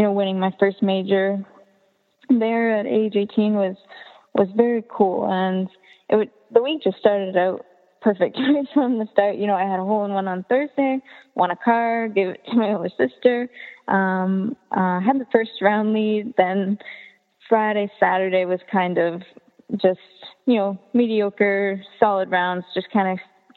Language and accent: English; Canada; growing up in Canada